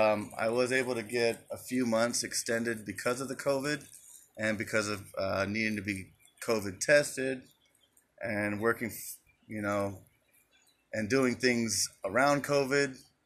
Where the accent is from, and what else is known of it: Phoenix, Arizona, United States; now in Glendale, United States